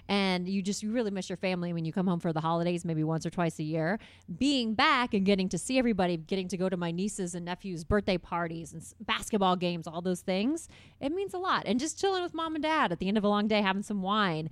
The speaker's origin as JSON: {"language": "English", "town": "Carmel", "region": "Indiana", "country": "United States", "tie": "born or raised there", "also_born_or_lived": "Bloomington, Indiana", "said": "I grew up in Carmel"}